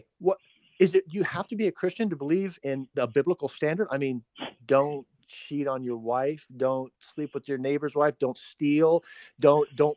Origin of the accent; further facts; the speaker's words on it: United States; my family being here since the 1800s, and so I'm pretty American